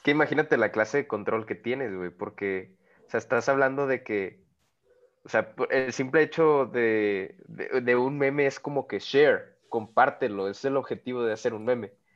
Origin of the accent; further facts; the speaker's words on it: Monclova, Coahuila, Mexico; de mi tierra natal, Monclovita la Bella